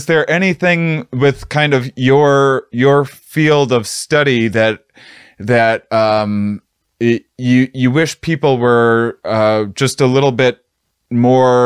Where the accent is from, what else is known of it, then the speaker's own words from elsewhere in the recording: Midwest, United States; I'm from the Midwest